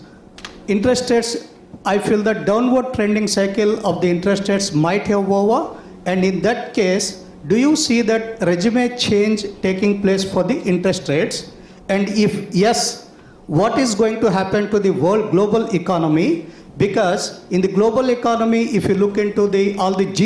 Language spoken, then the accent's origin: English; Hyderabad, Telangana, India; moved away as an adult; now in London, United Kingdom; I'm from Hyderabad, India.